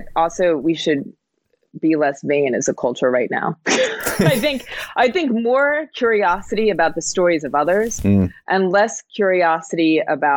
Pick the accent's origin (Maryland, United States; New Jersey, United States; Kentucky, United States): New Jersey, United States; I was born in New Jersey to, you know, immigrant parents